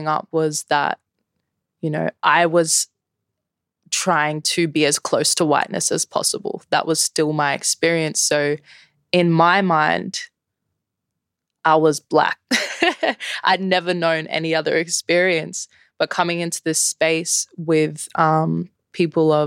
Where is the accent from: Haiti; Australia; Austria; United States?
Australia; Brisbane, Queensland; I'm born and raised in Meanjin, 24 years old, Jamaican Aranda heritage.